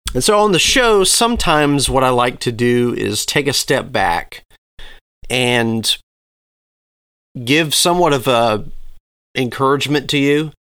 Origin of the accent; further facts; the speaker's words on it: Southeast, United States; growing up in the Southeast